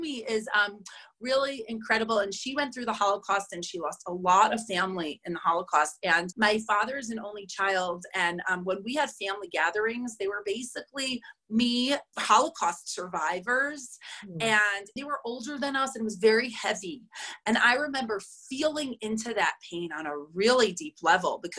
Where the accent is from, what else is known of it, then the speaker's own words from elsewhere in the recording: New York City, New York, United States; moved away as an adult; now in Boulder, United States; I'm from New York, from Queens. Like, I went to day school